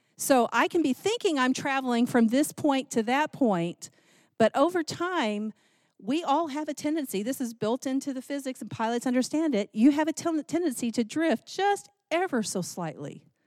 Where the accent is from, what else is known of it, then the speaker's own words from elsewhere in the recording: Texas, United States; I grew up in Texas